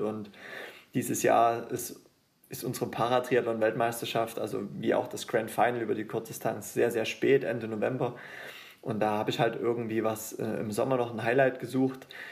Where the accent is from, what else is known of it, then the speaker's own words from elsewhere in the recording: Döbeln, Saxony, Germany; now in Leipzig, Germany; Ich bin ja nicht mal gebürtiger Leipziger, ich komme ja ursprünglich aus Döbeln